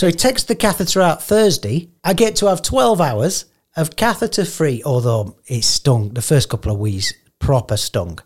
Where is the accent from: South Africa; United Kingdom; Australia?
United Kingdom; I'm so British